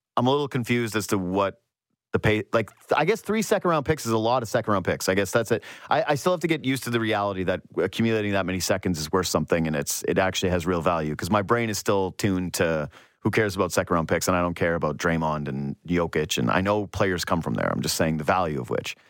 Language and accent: English; Northwest Canada, Canada; I'm from Northwest Canada